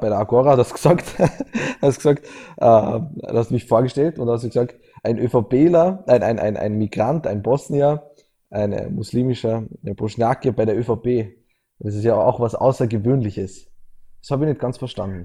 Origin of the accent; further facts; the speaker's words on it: Austria; als Österreicher